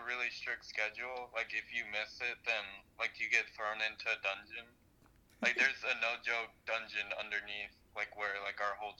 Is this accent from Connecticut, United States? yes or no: no; San Antonio, Texas, United States; also born or lived in Abilene; I grew up, I think it's, like, considered, like, the... I won't say, like, northwest side, but I guess so. I mean, I don't really know much of the San Antonio area, honestly.